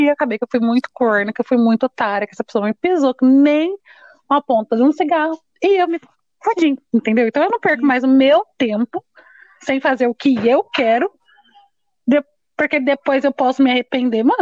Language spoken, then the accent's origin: Portuguese; São José, São Paulo, Brazil; also born or lived in Jacareí; Eu tenho 25 anos, eu sou de São